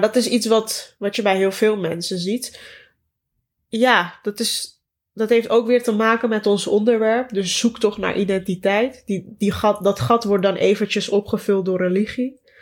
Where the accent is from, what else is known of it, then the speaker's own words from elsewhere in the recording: Amsterdam, North Holland, Netherlands; toen ik in Bosselommer woonde, nog bij mijn ouders